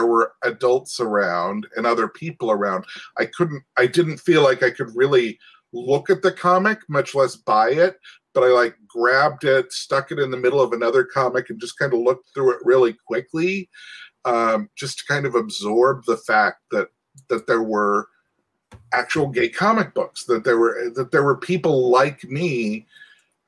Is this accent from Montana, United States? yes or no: yes; Montana, United States; I was from Montana